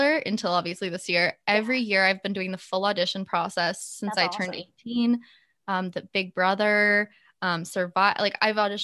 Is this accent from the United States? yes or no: no; Canada; I'm Canadian